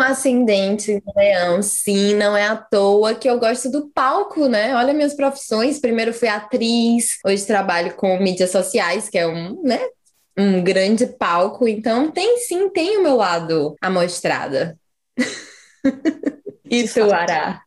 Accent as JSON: {"language": "Portuguese", "country": "Brazil", "moved": "yes", "lives_now": "New Zealand", "said": "eu acabei de voltar do Brasil, passei dois meses e meio na minha terra"}